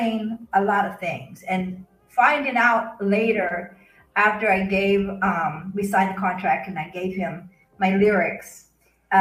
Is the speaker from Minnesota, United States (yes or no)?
no; Arkansas, United States; moved away; also born or lived in Kansas; I was born and raised in Arkansas, but I lived in Kansas for about 17 years.